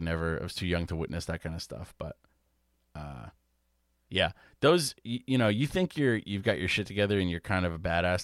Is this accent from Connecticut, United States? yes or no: yes; New England, Connecticut, United States; growing up in New England, Connecticut